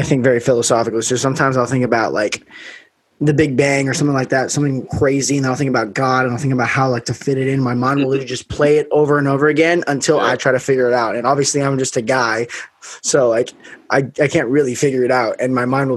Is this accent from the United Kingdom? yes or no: no; Las Vegas, Nevada, United States; I grew up in Vegas